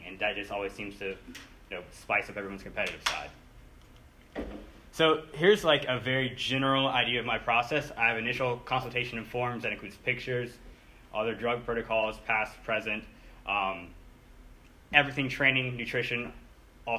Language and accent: English; Pinehurst, North Carolina, United States; I'm 24 from Pinehurst